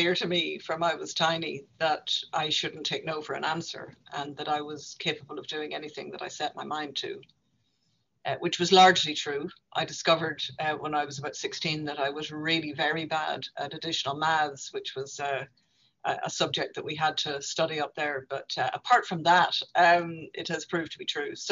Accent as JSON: {"language": "English", "region": "Northern Ireland", "country": "United Kingdom", "tie": "born or raised there", "moved": "as an adult", "lives_now": "Dublin, Ireland", "said": "as a young woman growing up in Northern Ireland"}